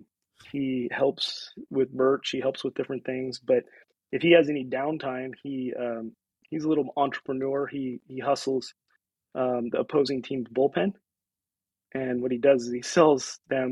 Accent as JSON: {"language": "English", "town": "Aberdeen", "region": "Washington", "country": "United States", "tie": "born or raised there", "also_born_or_lived": "Olympia, Washington", "moved": "yes", "lives_now": "Port Angeles, United States", "said": "I was born in Aberdeen and knew small town and lived in Olympia, lived in other places"}